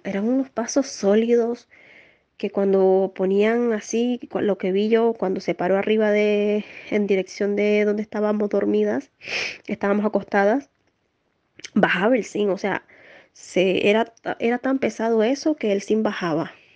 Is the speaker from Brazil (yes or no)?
no; Nicaragua; now in Spain; soy nicaragüense, actualmente vivo en España